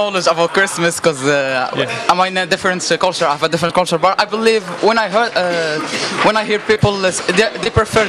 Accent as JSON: {"language": "English", "country": "Morocco", "moved": "yes", "lives_now": "Leicester, United Kingdom", "said": "I'm from Morocco. I'm 18 years old."}